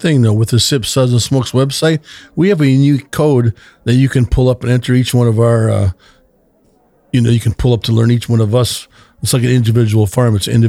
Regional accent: Minnesota, United States; This reminded me of growing up in Minnesota

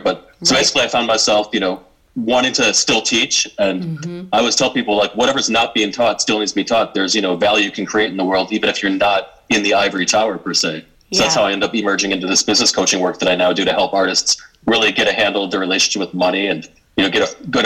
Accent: Detroit, Michigan, United States; moved away; originally from Michigan, basically from the suburbs of Detroit, where I grew up

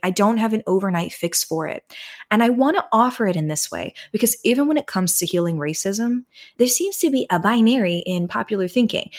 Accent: United States; as an American

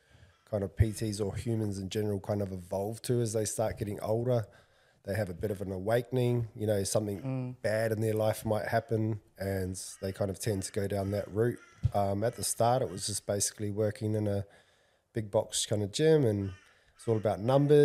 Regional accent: Otorohanga, Waikato, New Zealand; moved away as an adult; now in Gold Coast, Australia; A boy from a little town called Otrahonga in the North Island. Been on the Gold Coast for coming up 20 years now.

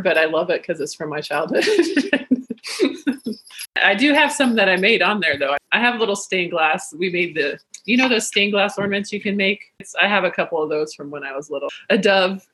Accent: Iowa, United States; moved away as an adult; also born or lived in Denver; now in South Carolina, United States; I'm originally from Iowa, but I just moved to South Carolina

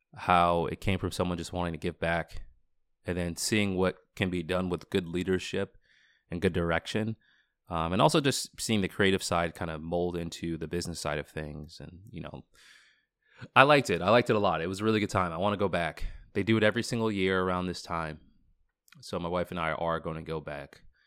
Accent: Boston, Massachusetts, United States; moved away as an adult; also born or lived in Washington, D.C.; growing up in Boston my entire life, or for the majority of my life, and then living in Washington, D C

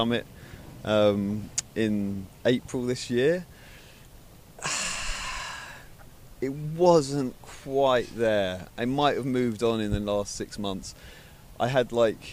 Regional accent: London, United Kingdom; moved away as an adult; now in Brighton, United Kingdom; I grew up in London. I spent the first 20 years of my life in London

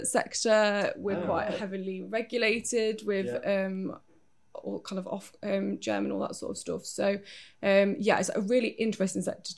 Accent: Derby, East Midlands, United Kingdom; also born or lived in Lancashire; I was born in Lancashire, but moved to Derby when I was younger

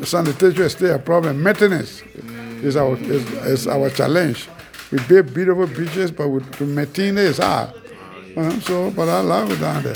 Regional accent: Bapa, Nimba County, Liberia; moved away as an adult; also born or lived in United States; I was born somewhere around 1947 Bapa Nimba County, Yami Administrative District

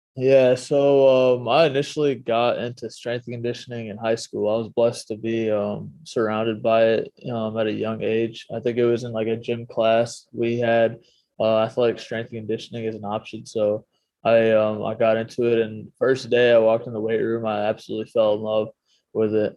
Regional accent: Chicago, Illinois, United States; moved away; I'm from the Chicago area

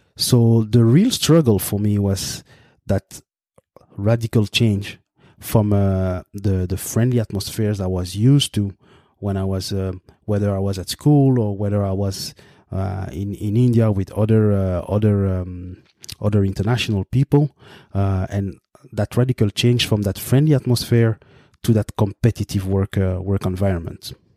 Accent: Brussels, Brussels-Capital Region, Belgium; first language French; English is a second language; moved away as an adult; now in Canada; I am born in the capital of Belgium, Brussels. I grew up there

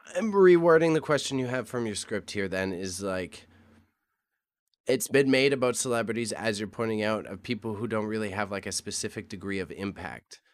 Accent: Scotland, United Kingdom; me as a Scotsman

